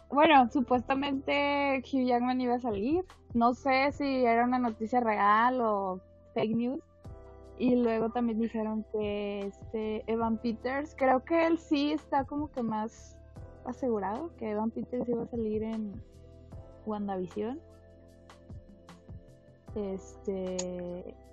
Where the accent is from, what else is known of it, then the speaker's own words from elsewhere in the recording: Monterrey, Nuevo León, Mexico; soy de Monterrey, Monterrey.